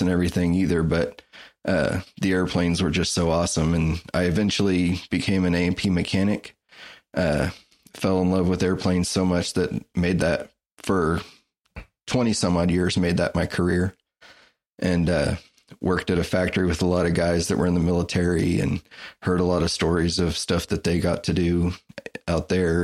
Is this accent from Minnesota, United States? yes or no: no; Wichita, Kansas, United States; I grew up in Wichita, Kansas